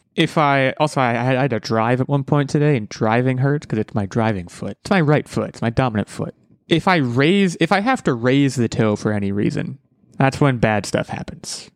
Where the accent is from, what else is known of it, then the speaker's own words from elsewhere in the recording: United States; I'm an American